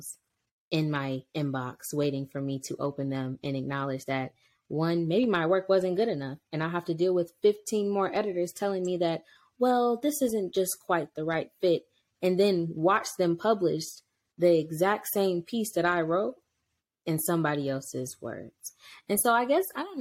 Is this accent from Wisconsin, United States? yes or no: no; Cleveland, Ohio, United States; moved away as an adult; now in North Carolina, United States; my childhood in Cleveland, Ohio, because I am from Cleveland, Ohio, 216.